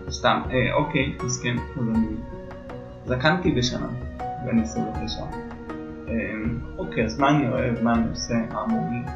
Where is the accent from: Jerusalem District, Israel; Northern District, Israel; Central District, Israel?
Jerusalem District, Israel; Jerusalem; אה, ואני ירושלמי, בן 29